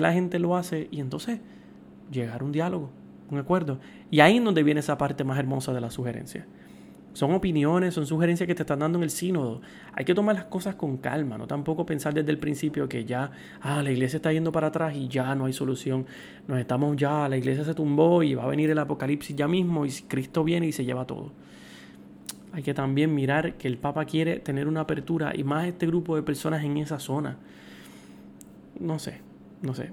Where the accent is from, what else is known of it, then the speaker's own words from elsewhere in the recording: Puerto Rico; yo soy puertorriqueño